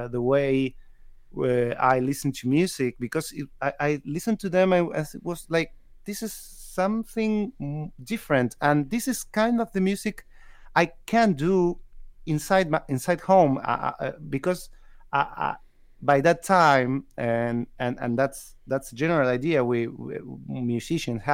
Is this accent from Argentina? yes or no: yes; San Juan, Argentina; English is a second language; moved away as an adult; now in Córdoba, Argentina; I was born in San Juan. It's a city that is West Argentina